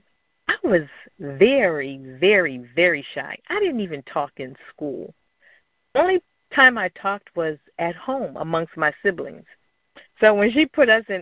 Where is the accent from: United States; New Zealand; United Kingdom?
United States; Philadelphia, Pennsylvania; growing up in Philadelphia